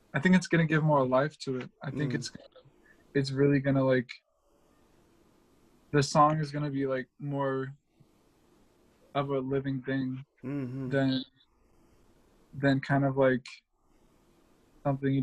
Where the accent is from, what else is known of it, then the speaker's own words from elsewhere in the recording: Raleigh, North Carolina, United States; I'm from Raleigh, North Carolina. I'm North Raleigh. Although I got friends all around town, but that's just where, you know, that's where I grew up.